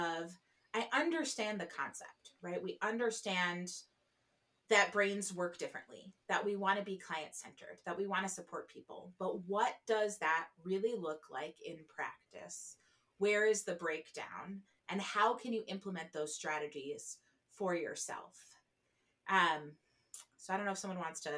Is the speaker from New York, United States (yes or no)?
no; New Jersey, United States; I'm from New Jersey. We use all lanes.